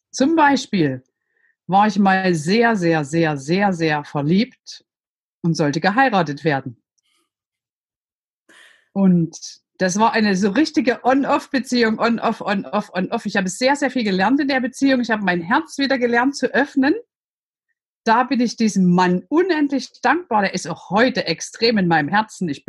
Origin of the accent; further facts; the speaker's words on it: Saxony, Germany; Man hört es, ich bin aus Sachsen, ich bin in der DDR groß geworden